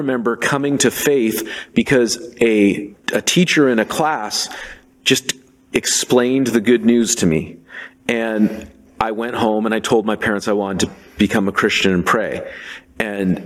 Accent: Seattle, Washington, United States; now in Portland, United States; I grew up in Seattle

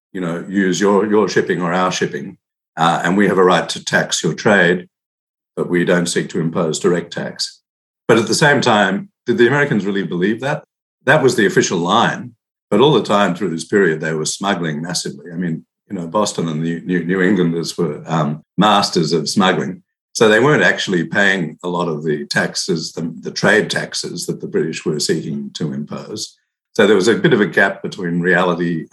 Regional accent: Australia; I'm actually from Australia

